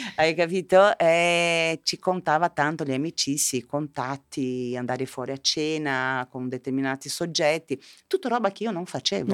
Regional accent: southern Brazil, Brazil; now in Italy; io venivo da, io da, provengo dal sud del Brasile

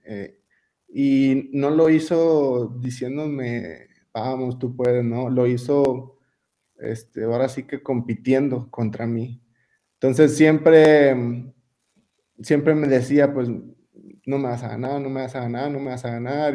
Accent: Colonia Juárez, Chihuahua, Mexico; moved away; also born or lived in Torreón, Coahuila / Aguascalientes / United States; Donde yo crecí fue en, en Casas Grandes, en las colonias, yo crecí en Colonia Juárez

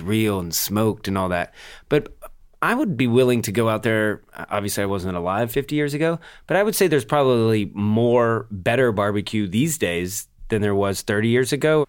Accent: Atlanta, Georgia, United States; I grew up in Atlanta

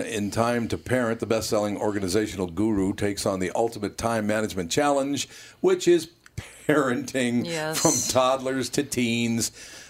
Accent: Minneapolis, Minnesota, United States; growing up on Plymouth Avenue back in that era

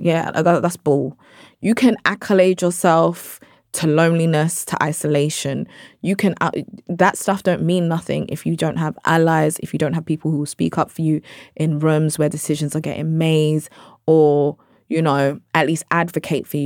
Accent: London, United Kingdom; I'm British Nigerian, I'm from South London.

